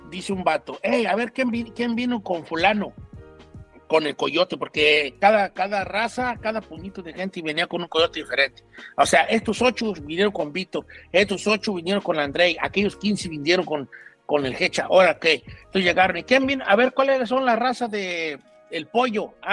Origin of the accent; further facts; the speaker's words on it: Mexico; Este, y me dice, ¿dónde son? Le dije, México, oh, nosotros somos chilenos